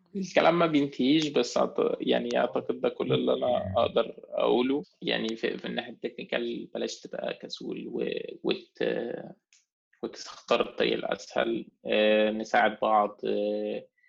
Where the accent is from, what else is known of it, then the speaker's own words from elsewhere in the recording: Egypt; احنا مصريين